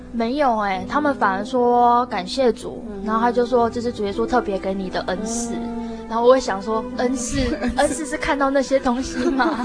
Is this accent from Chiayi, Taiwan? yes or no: no; Tainan, Taiwan; moved away as an adult; now in Taipei, Taiwan; 我出生来自于台南